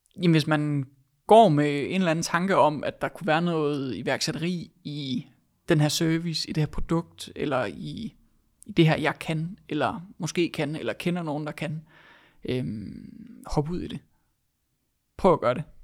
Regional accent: Denmark; vi som danskere har været vant til at gøre tingene på

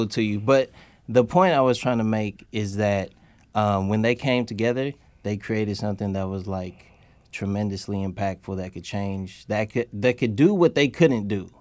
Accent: Oakland, California, United States; also born or lived in San Francisco / Alameda; I grew up in Oakland

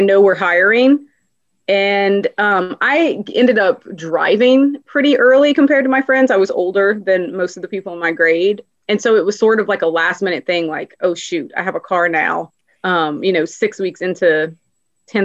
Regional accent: Louisiana, United States; born and raised in Louisiana

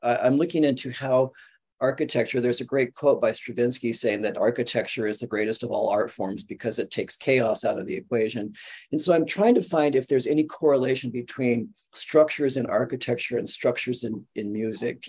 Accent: Southern California, United States; moved away; we're from Southern California

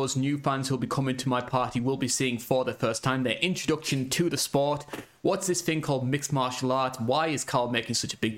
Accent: United Kingdom; as a Brit.

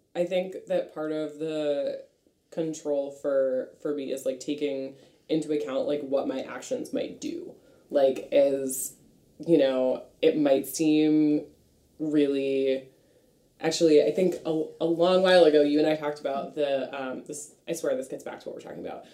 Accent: Franklin, Massachusetts, United States; I am from Franklin, Massachusetts.

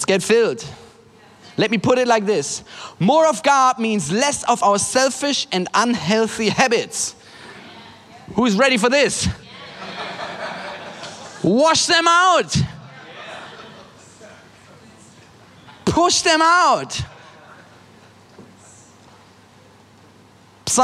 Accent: Germany; I'm from Germany.

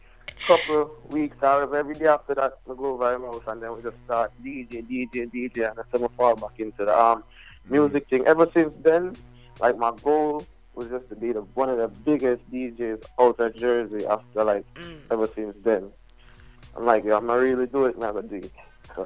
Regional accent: United Kingdom; I just like I said, I come from England, but pick up everybody.

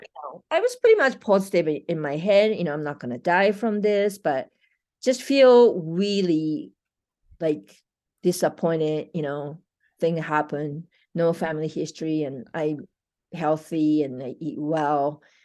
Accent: Japan; moved away as an adult; now in Colorado, United States; I'm from Japan, it's been a thirty-something years ago, you know, so I live more years in U S

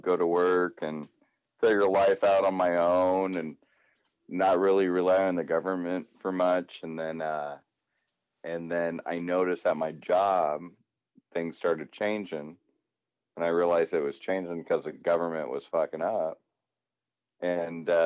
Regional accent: United States; as American people

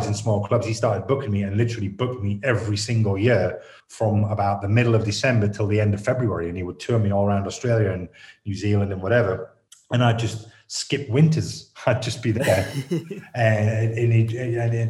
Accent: Stockton-on-Tees, North East England, United Kingdom; I'm from the North. I'm from Stockton, I'm from Teesside

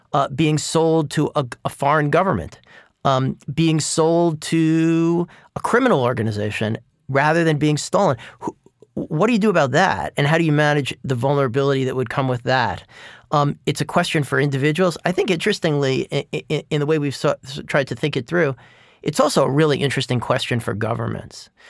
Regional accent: New York, United States; I grew up in New York in the nineteen seventies

